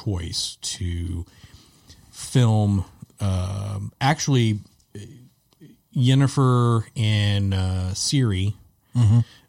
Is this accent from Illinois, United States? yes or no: no; Texas, United States; we're from Texas